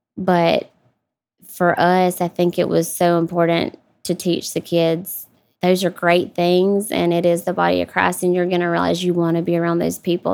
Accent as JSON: {"language": "English", "region": "South Georgia", "country": "United States", "tie": "born or raised there", "also_born_or_lived": "Atlanta, Georgia", "moved": "as an adult", "said": "here in Georgia, South Georgia. really close to Jacksonville, Florida, about forty-five minutes from the line. So, really small town"}